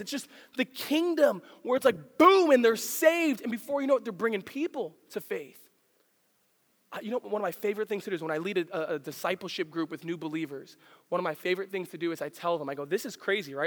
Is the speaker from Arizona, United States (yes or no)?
no; the Poconos, Pennsylvania, United States; also born or lived in New York City, New York; I grew up in the Poconos, and uh, you got to understand, I, I was born in New York City